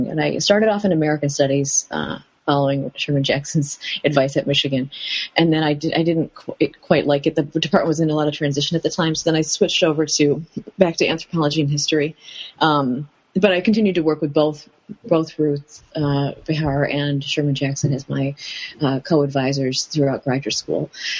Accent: Mandi Bahauddin, Punjab, Pakistan; now in United States; I'm from Mandi Bahawdeen, which is a small town in small rural town in Punjab, and I went to college in Punjab.

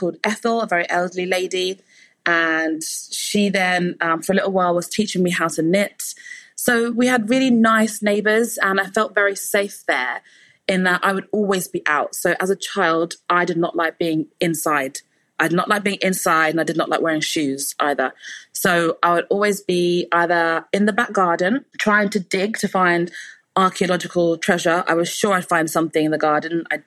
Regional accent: Luton, East of England, United Kingdom; also born or lived in Houghton Regis; I was born in the LND, which is Luton and Dunstable Hospital. And you can tell I'm from Luton because I drop the T when I say it

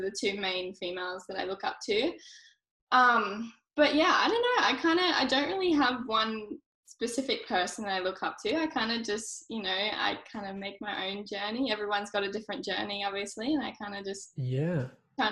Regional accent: Queensland, Australia; also born or lived in New South Wales; I'm from New South Wales. So we moved up to Queensland when I was about 5 or 6

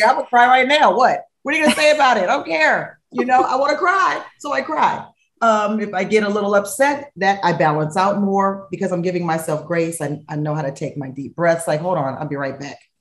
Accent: Los Angeles, California, United States; moved away as an adult; moving back to Los Angeles, my hometown

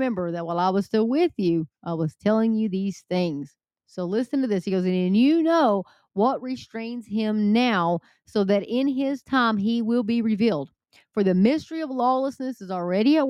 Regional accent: Texas, United States; I'm from Texas

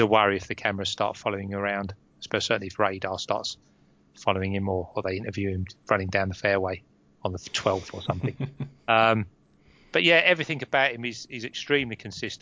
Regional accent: Romford, London, United Kingdom; I'm from Romford

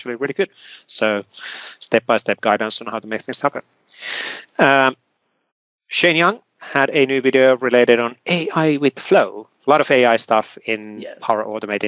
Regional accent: Finland; I come from Finland

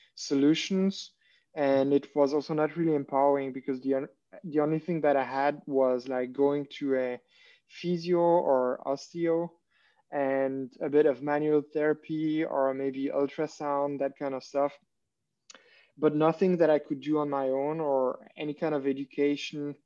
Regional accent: Switzerland; English is a second language; moved away as an adult; also born or lived in Germany; now in Berlin, Germany; I'm originally from Switzerland, based in Germany.

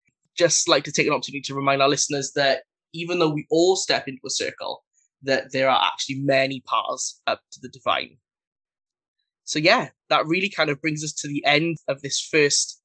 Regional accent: Wales, United Kingdom; I am from Wales in the UK

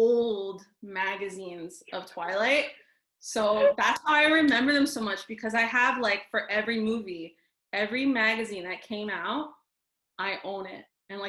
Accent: Montreal, Quebec, Canada; I'm from Montreal.

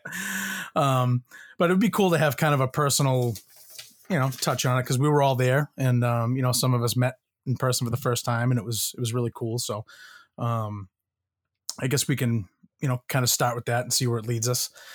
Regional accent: Boston, Massachusetts, United States; I'm from Boston

